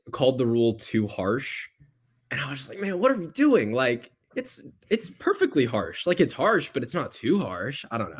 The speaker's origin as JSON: {"language": "English", "town": "Houston", "region": "Texas", "country": "United States", "tie": "born or raised there", "said": "my hometown, Houston"}